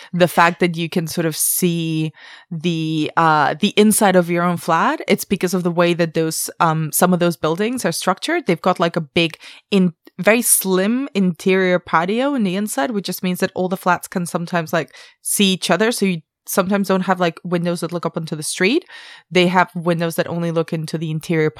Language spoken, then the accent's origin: English; Barcelona, Catalonia, Spain; moved away; also born or lived in Madrid; I grew up in Barcelona, but I lived in Madrid for years.